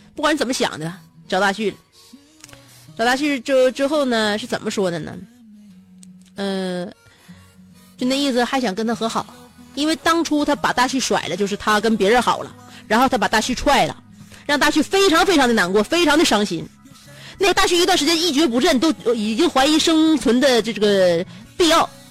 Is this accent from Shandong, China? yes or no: no; Shenyang, Liaoning, China; 不是我们家乡的地方话，也不是沈阳土语